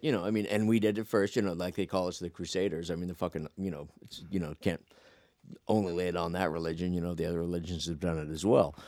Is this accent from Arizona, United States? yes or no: yes; Phoenix, Arizona, United States; moved away; I grew up in Phoenix